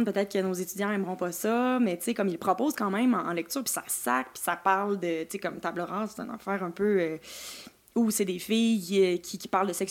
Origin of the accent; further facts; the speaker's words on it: Lac-Beauport, Quebec, Canada; on vient du lac Beauport